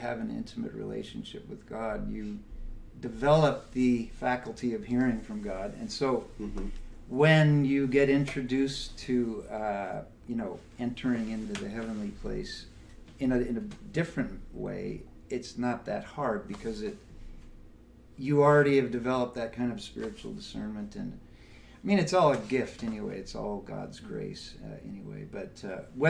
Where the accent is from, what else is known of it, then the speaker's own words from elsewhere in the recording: Los Angeles, California, United States; grew up in Los Angeles